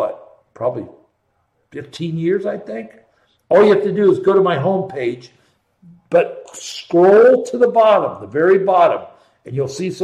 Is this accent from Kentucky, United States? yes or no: no; Columbus, Ohio, United States; born and raised in Columbus, Ohio